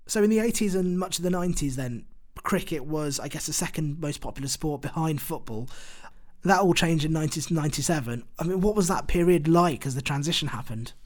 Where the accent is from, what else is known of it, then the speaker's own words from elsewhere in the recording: United Kingdom; as a British Bangladeshi who has grown up in the UK